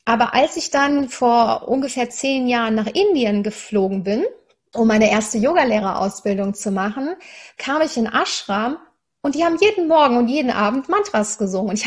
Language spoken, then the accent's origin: German; Cologne, North Rhine-Westphalia, Germany; Ich bin in Köln aufgewachsen, sehr katholisch, habe aber wirklich eine ganz tolle Erfahrung gemacht.